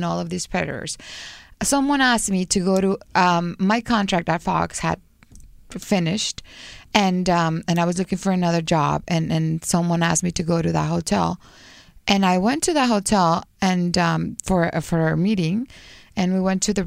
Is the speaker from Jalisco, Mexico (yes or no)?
yes; Guadalajara, Jalisco, Mexico; moved away; I'm from Guadalajara